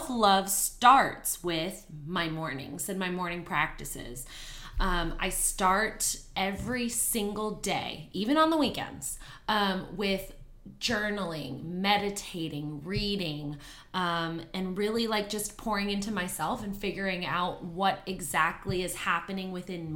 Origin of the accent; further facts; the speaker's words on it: Canada; moved away as an adult; now in Houston, United States; I'm originally from Canada, and I moved here to Houston about 8 years ago